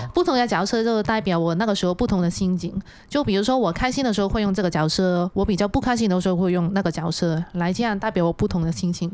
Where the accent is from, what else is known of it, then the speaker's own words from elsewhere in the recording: Hong Kong; moved away as an adult; now in Taiwan; 我们现在的香港人